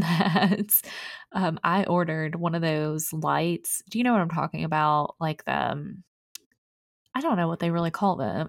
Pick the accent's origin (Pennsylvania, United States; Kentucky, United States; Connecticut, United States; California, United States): Kentucky, United States; Mount Sterling; I'm from Mount Sterling for you Kentucky people